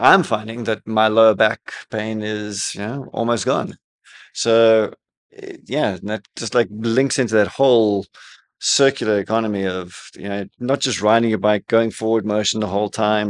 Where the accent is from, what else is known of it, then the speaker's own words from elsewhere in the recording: South Africa; now in Dubai, United Arab Emirates; growing up in South Africa